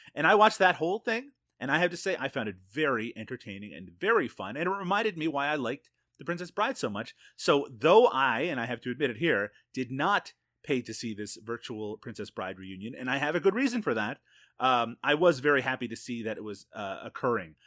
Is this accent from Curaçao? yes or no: no; Canada; as a Canadian